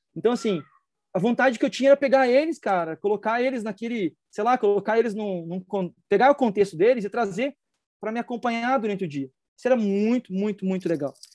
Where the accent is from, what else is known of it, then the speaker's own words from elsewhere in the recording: Brazil; como brasileiro